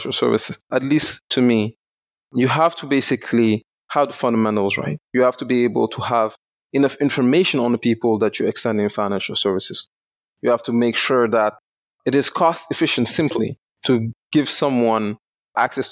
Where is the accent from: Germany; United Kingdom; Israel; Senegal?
Senegal; born or raised there; moved away as an adult; also born or lived in Canada